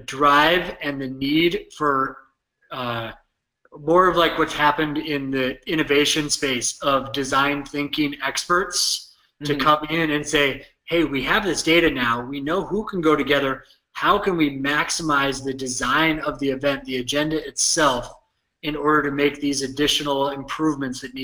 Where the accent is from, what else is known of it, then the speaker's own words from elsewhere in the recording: United States; accent: drawly American; now in Minneapolis, United States; my drawly American accent.